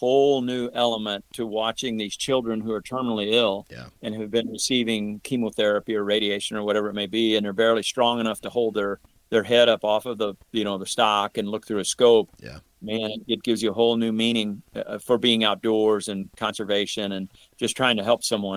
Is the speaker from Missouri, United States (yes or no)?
yes; St. Louis, Missouri, United States; have been growing up in the St. Louis area